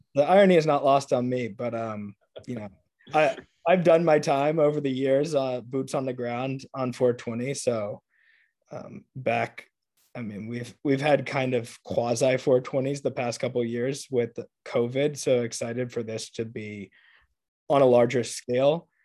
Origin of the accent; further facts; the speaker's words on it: Atlanta, Georgia, United States; moved away; I'm from Atlanta